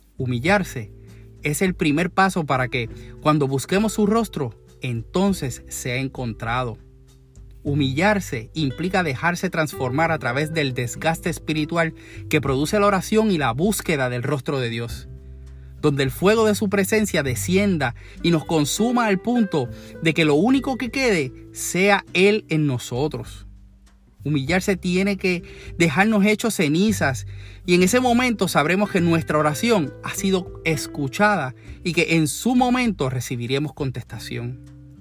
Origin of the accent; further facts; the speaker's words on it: Puerto Rico; como decimos en Puerto Rico